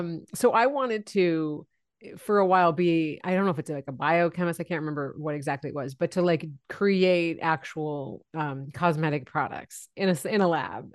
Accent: San Francisco Bay Area, California, United States; I grew up in the San Francisco Bay Area. So I'm, still live here now

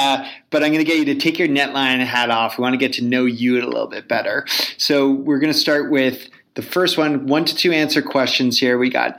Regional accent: Toronto, Ontario, Canada; I'm from Toronto

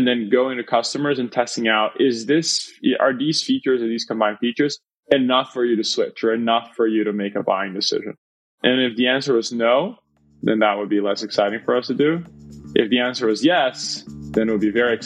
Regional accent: Brazil; moved away; I'm originally born and raised in Brazil

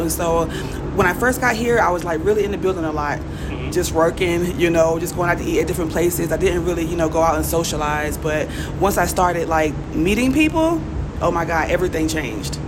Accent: Jacksonville, Florida, United States; moved away as an adult; now in Mexico City, Mexico; I'm originally from Jacksonville, Florida. Duval!

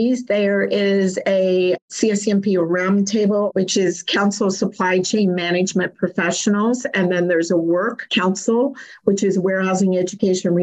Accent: Kentucky, United States; I'm from Kentucky.

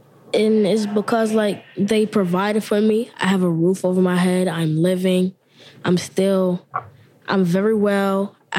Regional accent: New York City, New York, United States; I'm from Brooklyn, New York, and I was born and raised out here.

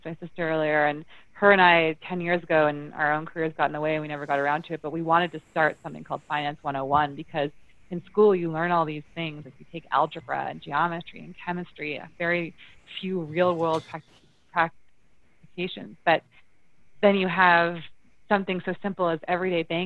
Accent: Ontario, Canada; moved away as an adult; also born or lived in Toronto; now in Calgary, Canada; I do sit in Alberta, and I am from Ontario.

